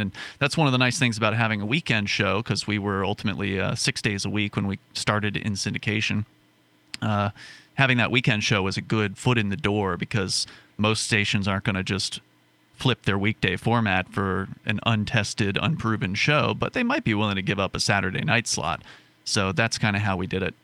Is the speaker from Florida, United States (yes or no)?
yes; Sarasota, Florida, United States; moved away as an adult; now in Keene, United States; my hometown of Sarasota, Florida